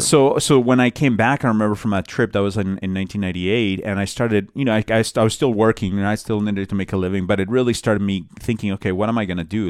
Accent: Bogotá, Colombia; moved away; I'm from Bogota

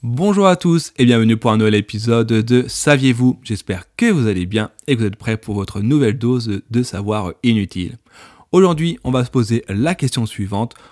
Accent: France; je suis français

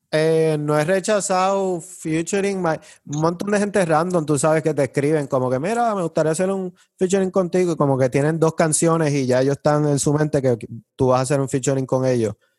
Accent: Trujillo Alto, Puerto Rico; Yo me crié encantada en Trujillo Alto, en esa urbanización de acceso controlado

